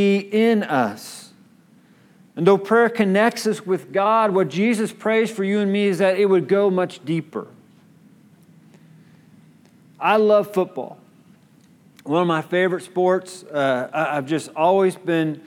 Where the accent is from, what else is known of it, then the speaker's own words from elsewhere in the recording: Kansas City, Missouri, United States; I was born in Kansas City